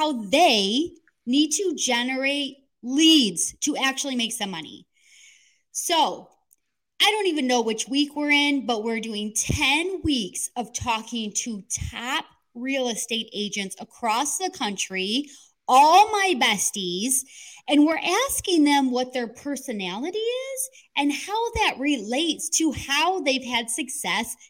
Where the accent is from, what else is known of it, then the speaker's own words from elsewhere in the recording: Midwest, United States; accent: Midwest; I do talk English with a Midwest accent